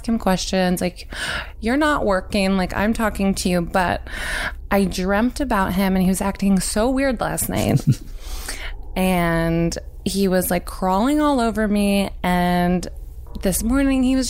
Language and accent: English; Nashville, Tennessee, United States; I grew up in Nashville in Tennessee